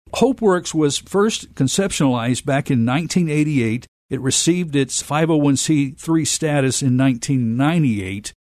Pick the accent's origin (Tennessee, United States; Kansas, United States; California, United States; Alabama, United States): Tennessee, United States; Memphis; I myself am a lifelong Memphian.